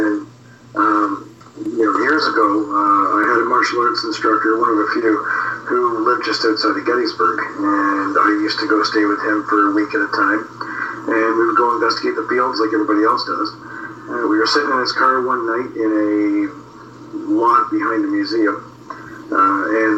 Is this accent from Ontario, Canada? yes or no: yes; just outside of Toronto, Ontario, Canada; I moved back to my hometown, like I'm just outside of Toronto